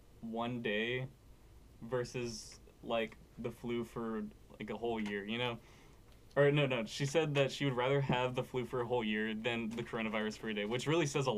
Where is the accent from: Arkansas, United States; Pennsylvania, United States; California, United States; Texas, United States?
Texas, United States; Cuero; Cuero born and raised.